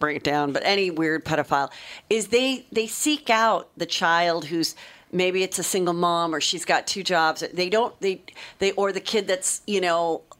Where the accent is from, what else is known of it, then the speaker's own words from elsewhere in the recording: Los Angeles, California, United States; Woodland Hills